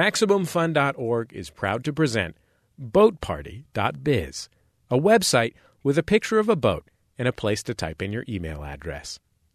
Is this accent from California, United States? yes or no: yes; San Francisco, California, United States; moved away; where I grew up in the Mission in San Francisco.